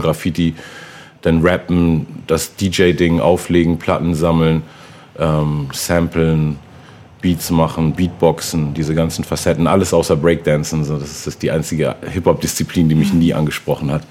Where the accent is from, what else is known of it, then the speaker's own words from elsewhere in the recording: Hamburg, Germany; also born or lived in Berlin; bin eigentlich gebürtiger Hamburger und komme daher